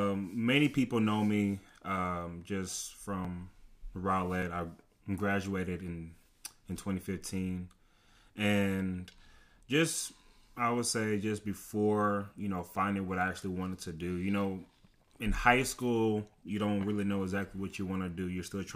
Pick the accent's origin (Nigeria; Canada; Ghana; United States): Nigeria; People know me, based on like my background as me being Nigerian.